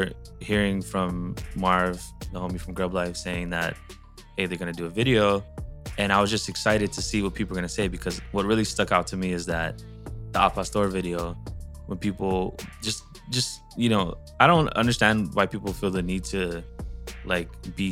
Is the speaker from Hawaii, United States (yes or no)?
yes; Hawaii, United States; I grew up in Hawaii around a lot of Filipinos